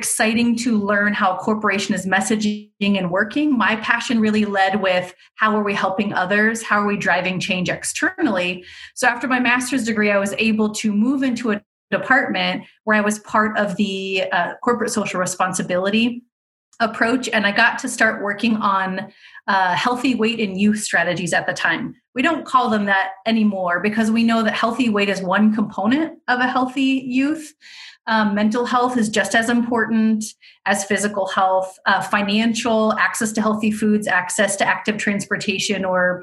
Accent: Fremont, United States; I'm originally from Fremont

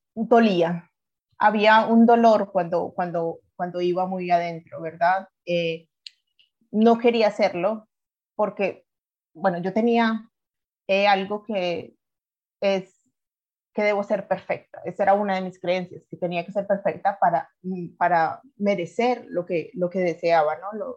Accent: Colombia; moved away as an adult; also born or lived in Ireland; now in Alicante, Spain; yo soy colombiana, de siete años estoy viviendo en Europa

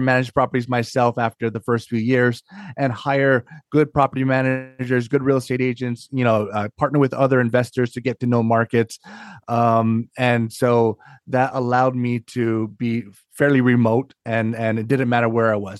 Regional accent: Hawaii, United States; moved away as an adult; now in Northern Virginia, United States; I'm born and raised in Hawaii

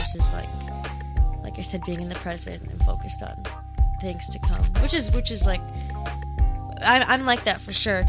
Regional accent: Detroit, Michigan, United States; also born or lived in Boston; I was born in Boston. Okay. Moved to Michigan, grew up in Detroit

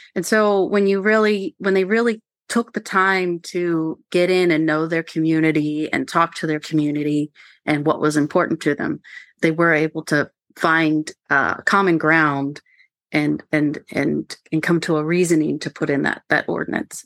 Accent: Maryland, United States; I grew up on Mar, on the Maryland side of the Potomac River, so, uh, walking distance from Harpers Ferry

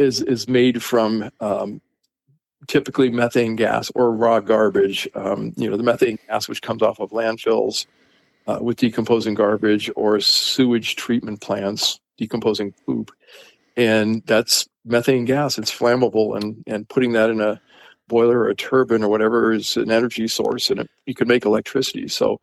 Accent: Los Angeles, California, United States; I grew up in Los Angeles

